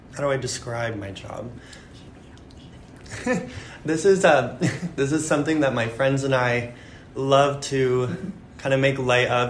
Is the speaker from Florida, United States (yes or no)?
yes; Naples, Florida, United States; now in New York City, United States; I grew up in Naples